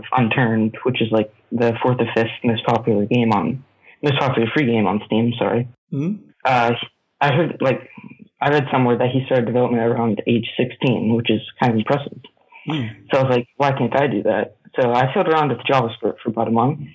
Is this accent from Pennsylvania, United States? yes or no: yes; Pennsylvania, United States; So I grew up in Pennsylvania. I lived there my whole life